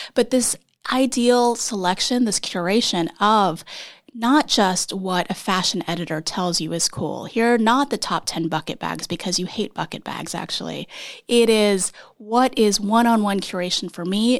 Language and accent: English; Texas, United States; moved away as an adult; also born or lived in Iowa, United States; now in New York, United States; I, uh, am from Texas, but my parents are South Korean, and I was born in Iowa